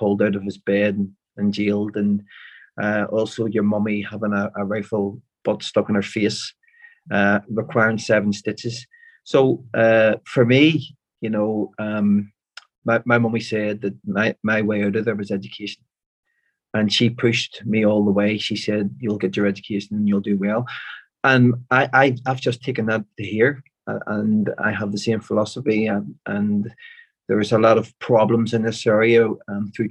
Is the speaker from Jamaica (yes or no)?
no; Belfast, Northern Ireland, United Kingdom; I'm from West Belfast. I was raised in Lenadoon, an area called Lenadoon